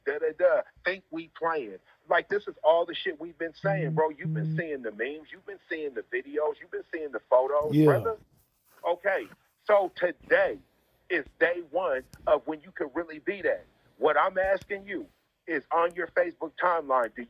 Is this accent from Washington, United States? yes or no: yes; Seattle, Washington, United States; I'm from Seattle